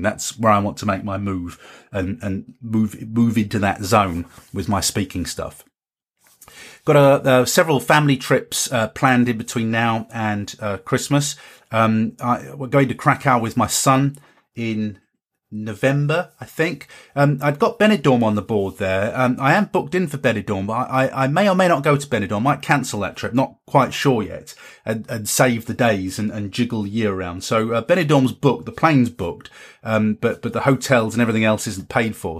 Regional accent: Carlisle, North West England, United Kingdom; in Carlisle, in my hometown

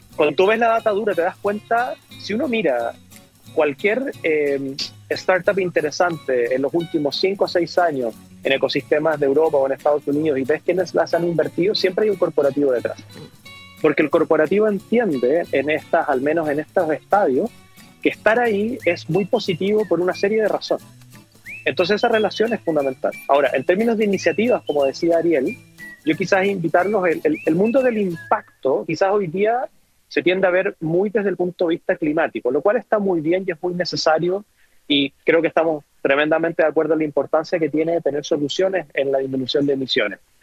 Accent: Antofagasta, Chile; moved away as an adult; hace muchos años que no voy a mi natal Antofagasta

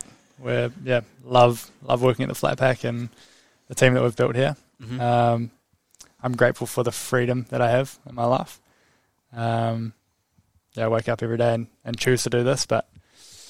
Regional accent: Te Awamutu, Waikato, New Zealand; born or raised there; also born or lived in Cambridge, New Zealand

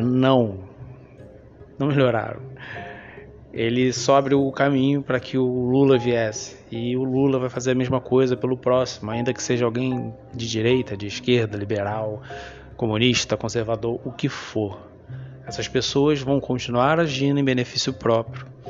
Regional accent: Rio de Janeiro, Brazil; Eu sou carioca, como muita gente sabe, estou aqui há 35 anos

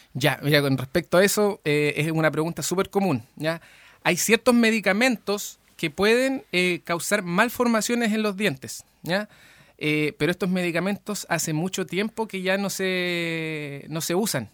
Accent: Lebu, Biobío, Chile; yo soy de Leu, eh, eh, el, único momento en que no estuve acá fue cuando me fui a estudiar

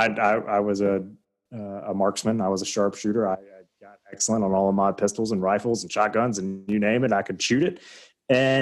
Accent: the South, United States

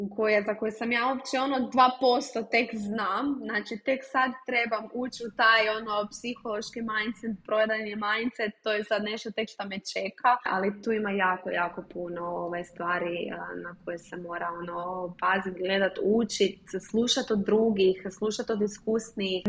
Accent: Zagreb, City of Zagreb, Croatia; iz Zagreba sam i proizvodnja nam je u Zagrebu

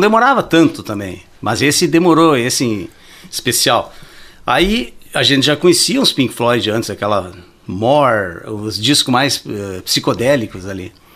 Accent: Santo Ângelo, Rio Grande do Sul, Brazil; moved away as an adult; now in Ijuí, Brazil; eu nasci em Santo Ângelo em 1962

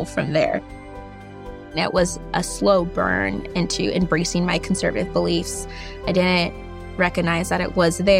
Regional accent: Bellflower, California, United States; I was born in Bellflower, California.

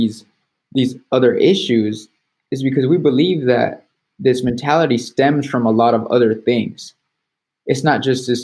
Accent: south of Dallas, Texas, United States; also born or lived in California; the area that I grew up in was just south of Dallas. I would say like 20 miles. And from where I moved from California to there

